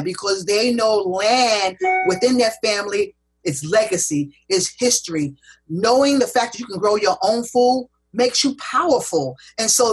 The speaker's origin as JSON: {"language": "English", "country": "United States", "tie": "born or raised there", "said": "Growing up in America, I was always taught that farming was slave labor"}